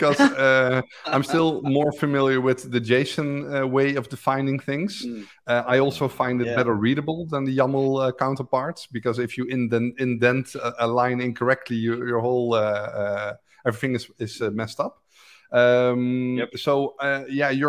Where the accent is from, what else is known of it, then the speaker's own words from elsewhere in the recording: Netherlands; English is a second language; from the Netherlands